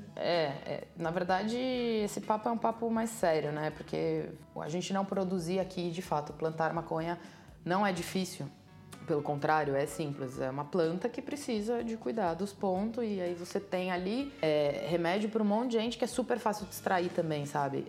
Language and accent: Portuguese; Santos, São Paulo, Brazil; Eu sou de Santos